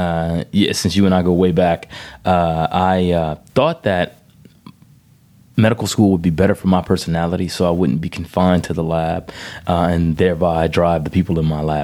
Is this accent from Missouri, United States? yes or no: no; Breaux Bridge, Louisiana, United States; also born or lived in Cecilia, Louisiana; I'm from Brobridge, Louisiana, a little town in south central Louisiana, about 120 miles west of New Orleans. So I'm the oldest of four. Spent most of my life in Brobridge.